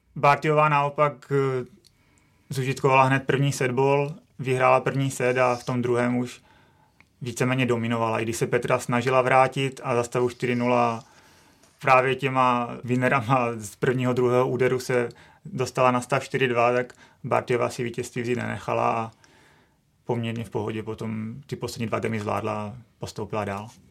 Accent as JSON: {"language": "Czech", "country": "Czechia", "said": "jsme Češi"}